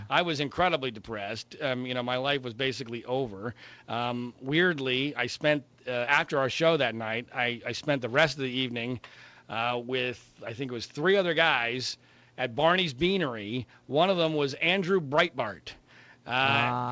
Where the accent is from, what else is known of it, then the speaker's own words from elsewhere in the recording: Heidelberg, Baden-Württemberg, Germany; now in Southern California, United States; I was born in Heidelberg, Germany